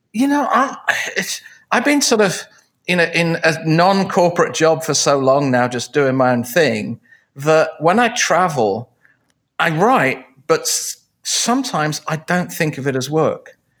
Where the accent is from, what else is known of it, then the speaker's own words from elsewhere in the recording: England, United Kingdom; moved away; I grew up in England, obviously, because of the way I talk